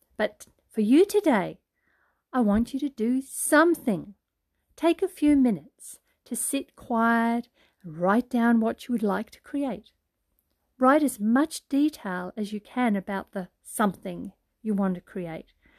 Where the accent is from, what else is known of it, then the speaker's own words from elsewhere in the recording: Brisbane, Queensland, Australia; It's summertime here in Australia, hot and humid, in my hometown, Brisbane, Queensland